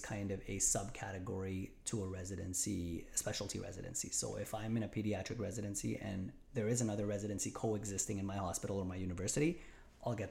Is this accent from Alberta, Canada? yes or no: no; Montreal, Quebec, Canada; moved away as an adult; also born or lived in Rochester, New York; I born and raised in Montreal, lived my whole life